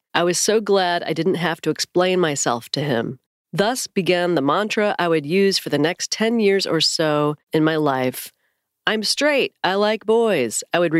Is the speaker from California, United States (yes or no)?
yes; California, United States; I grew up in Northern California in a church that would describe itself as independent KJV, King James Version.